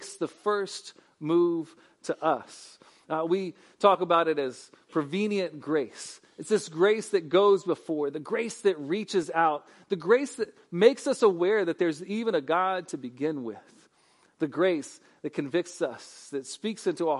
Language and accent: English; Lakeland, Florida, United States; Can anything good come out of Lakeland, right? I mean, that's my hometown